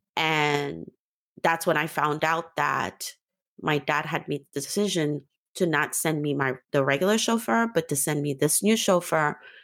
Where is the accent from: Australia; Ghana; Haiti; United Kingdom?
Haiti; Port-au-Prince; moved away; also born or lived in New York / Africa; I'm from Haiti